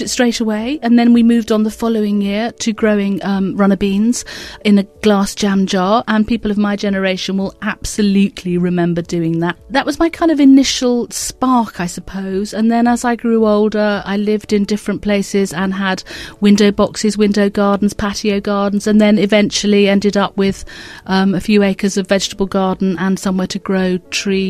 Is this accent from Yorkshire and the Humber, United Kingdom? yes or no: no; Reigate, South East England, United Kingdom; moved away as an adult; also born or lived in Redhill / London / Suffolk; now in Devon, United Kingdom; I was born in Redhill and I lived in Reigate. I went to Homesdale Primary School in Reigate